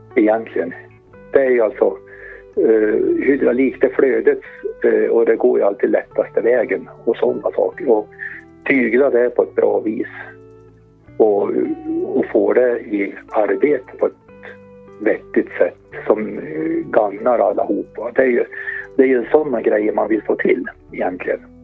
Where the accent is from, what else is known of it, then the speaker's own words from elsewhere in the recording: Hälsingland, Gävleborg County, Sweden; also born or lived in Arbro / Hudiksvall; Vi är ju hälsingar